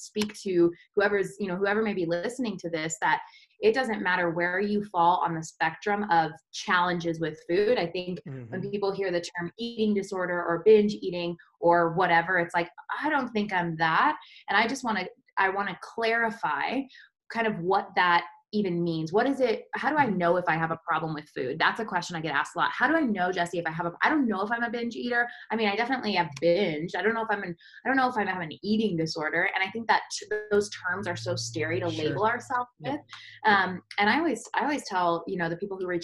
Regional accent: Colorado, United States; I grew up in Colorado in a small little mountain town

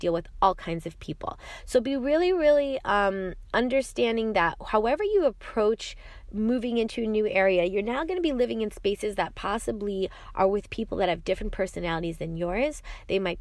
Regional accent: New York, United States; I'm from New York

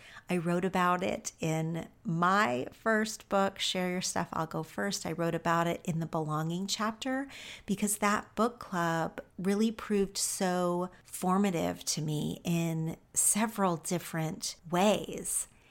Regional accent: Oklahoma, United States; now in Los Angeles, United States; after I moved to LA from Oklahoma

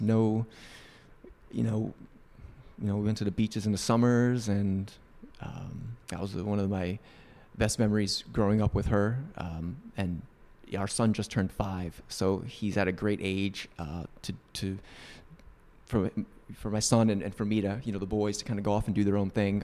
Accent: Northeast, United States; moved away; I grew up in the Northeast

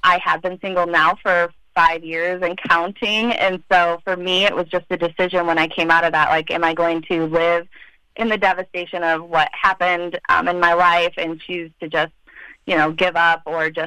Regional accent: Union City, Michigan, United States; I'm from Union City

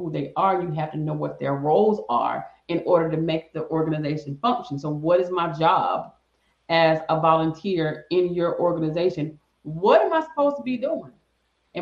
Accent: the South, United States; I'm from the South

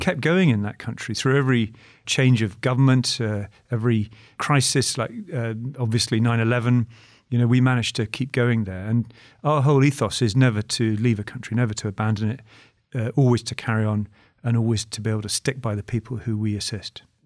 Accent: United Kingdom; speaking as a Brit

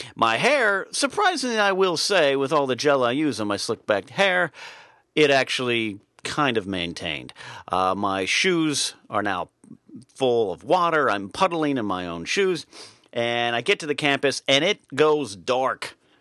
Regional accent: California, United States; Even though my hometown is three hours north, very rarely did we venture uh, north past Pismo Beach

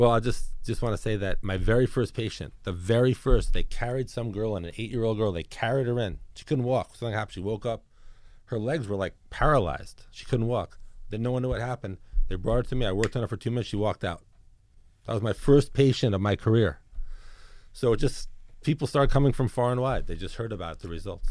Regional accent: New York City, New York, United States; moved away; also born or lived in Georgia / New Jersey; I'm born and raised in New York City. I grew up in Brooklyn.

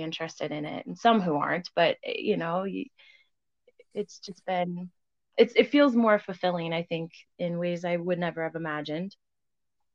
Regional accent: Loveland, Colorado, United States; I grew up in Loveland, Colorado

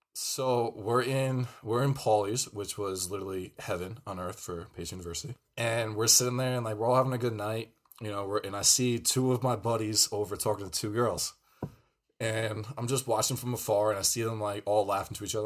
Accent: Pearl River, New York, United States; we were in Pearl River, New York. Shout out to my hometown

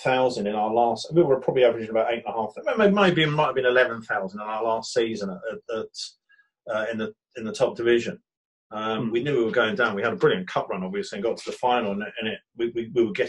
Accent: Brighton, South East England, United Kingdom; I was born in Brighton, Buckingham Road Hospital, just up from Brighton Station

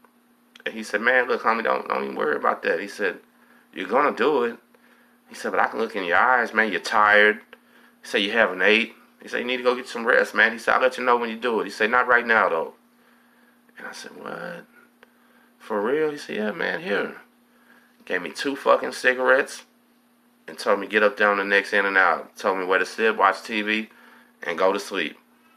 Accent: Galveston, Texas, United States; Where you from? I say, I'm from Galveston.

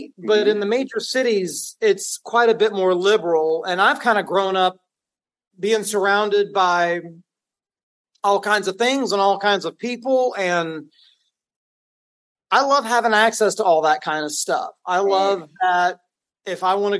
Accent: Dallas, Texas, United States; also born or lived in Waxahachie, Texas; I was born in Dallas, Texas, and I've lived in this area my whole life

